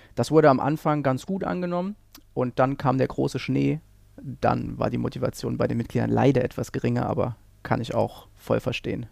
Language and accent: German; Saarland, Germany; moved away; ich komme ursprünglich aus dem Saarland, dort habe ich dann auch angefangen